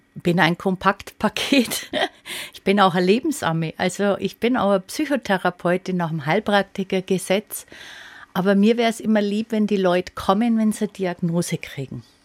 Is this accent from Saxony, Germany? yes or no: no; Upper Palatinate, Bavaria, Germany; bei uns in der Oberpfalz